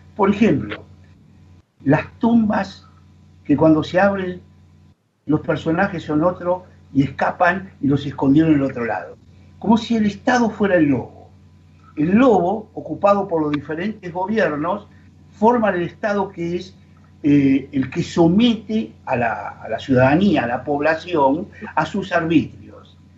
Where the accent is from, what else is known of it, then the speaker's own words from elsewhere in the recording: Argentina; como argentinos